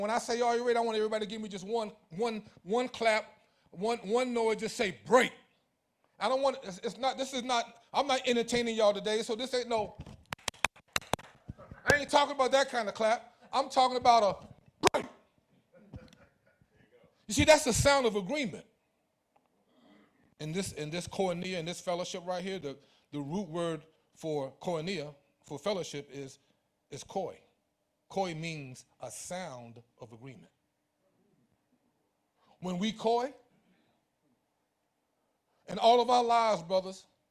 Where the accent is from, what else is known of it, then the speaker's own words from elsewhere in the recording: New Jersey, United States; also born or lived in Elizabeth City, North Carolina / Greensboro, North Carolina; I was born in Elizabeth City, North Carolina. And right after I was born, my parents moved to New Jersey. Right here. I was growing up right here in New Jersey.